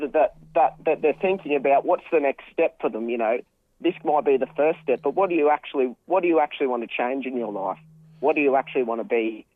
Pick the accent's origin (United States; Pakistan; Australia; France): Australia; Cairns, Queensland; now in Sunshine Coast, Australia; we originally are from Cairns. I was born in Cairns Base Hospital, and so we started growing up there. But we moved to the Sunshine Coast a little while ago.